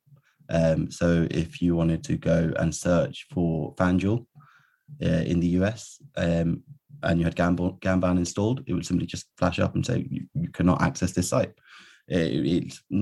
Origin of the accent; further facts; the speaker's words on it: near Cambridge in Suffolk, East of England, United Kingdom; also born or lived in London / Birmingham; I was born in London to Irish parents, and then kind of grew up near Cambridge in Suffolk, in kind of the east of England